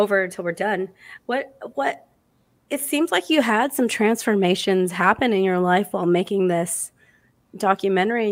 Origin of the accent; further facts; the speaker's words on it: Arizona, United States; I'm from Arizona.